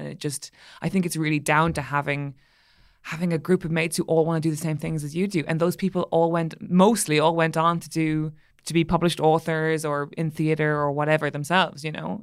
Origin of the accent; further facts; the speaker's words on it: Ireland; being an Irish person